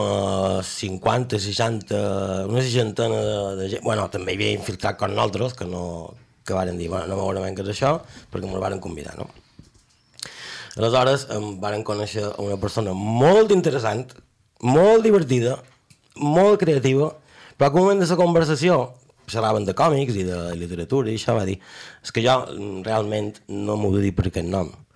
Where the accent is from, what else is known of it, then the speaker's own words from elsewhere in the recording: Majorca, Balearic Islands, Spain; com a bon mallorquí